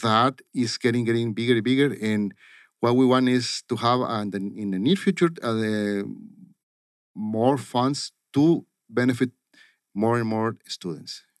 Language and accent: English; Caborca, Sonora, Mexico; moved away as an adult; also born or lived in El Paso, Texas / Vancouver / Tucson, Arizona; now in Phoenix, United States; Caborca, Sonora is a town. I was born there.